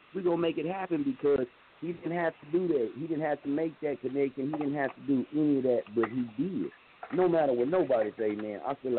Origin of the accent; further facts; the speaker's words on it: Muskogee, Oklahoma, United States; Now, I'm from Muskogee. I was staying in Wichita, Kansas.